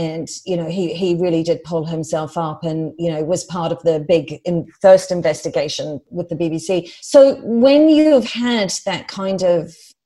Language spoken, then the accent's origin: English; New Zealand; moved away; I come from New Zealand